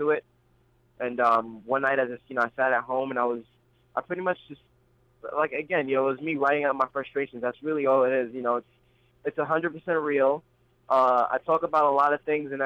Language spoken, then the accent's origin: English; New York City, New York, United States; also born or lived in Queens, New York; I am originally from Brooklyn, New York. I lived there for most of my childhood up until I was about 15 or 16, and I moved into Queens